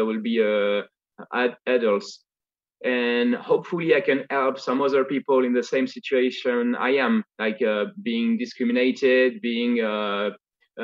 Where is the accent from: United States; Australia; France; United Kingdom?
France; accent: Parisian; English is a second language; I'm a way better French speaker than I am an English one.